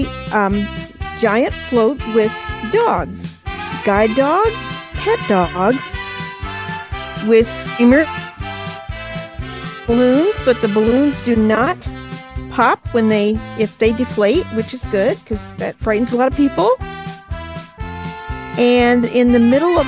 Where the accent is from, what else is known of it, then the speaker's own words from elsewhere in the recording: Kentucky, United States; I am from Kentucky, but I'm visiting my friends in Michigan right now